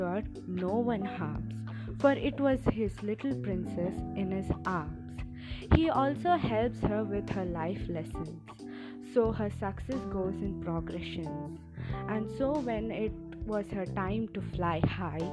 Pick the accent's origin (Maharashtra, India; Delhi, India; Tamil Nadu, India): Tamil Nadu, India; Chennai; I'm from Chennai, India.